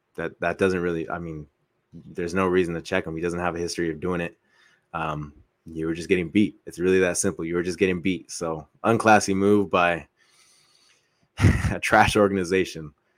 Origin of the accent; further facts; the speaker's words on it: Coachella Valley, California, United States; we're from the Coachella Valley